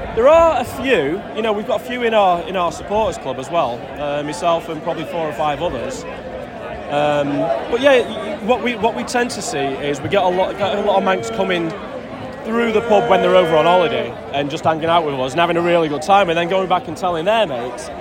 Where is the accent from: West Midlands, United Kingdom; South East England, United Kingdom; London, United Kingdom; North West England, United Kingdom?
North West England, United Kingdom; Sale; moved away as an adult; also born or lived in Los Angeles / Las Vegas; now in New York, United States; I'm from Manchester, I'm from Sale originally, uh, but I've been over in America for 24 years, in New York for 15 of them.